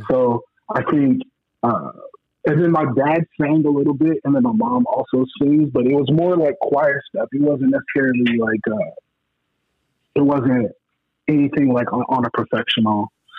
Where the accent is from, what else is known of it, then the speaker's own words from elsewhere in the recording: Omaha, Nebraska, United States; also born or lived in Detroit, Michigan; So, I'm originally from Detroit. But I grew up in Omaha, Nebraska.